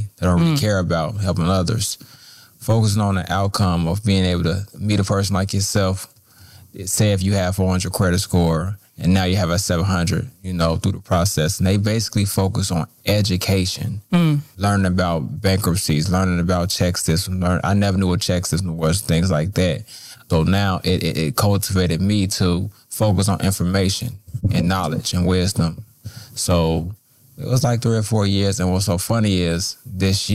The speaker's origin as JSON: {"language": "English", "town": "Chicago", "region": "Illinois", "country": "United States", "tie": "born or raised there", "said": "I grew up in Roseland, the Roseland community, single parent household"}